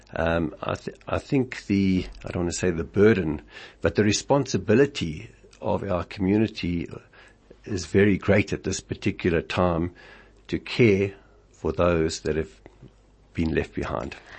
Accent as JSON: {"language": "English", "town": "Springs", "region": "Gauteng", "country": "South Africa", "said": "I came from Springs, a small town where everybody helped"}